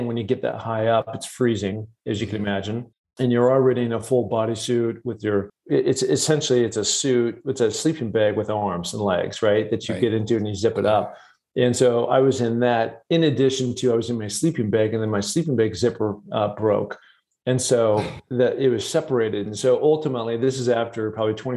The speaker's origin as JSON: {"language": "English", "town": "Seattle", "region": "Washington", "country": "United States", "tie": "born or raised there", "said": "I grew up in Seattle, Washington"}